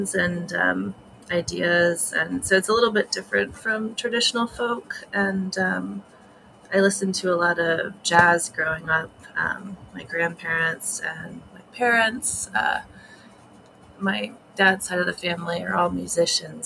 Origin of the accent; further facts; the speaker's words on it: Connecticut, United States; moved away; I'm from Connecticut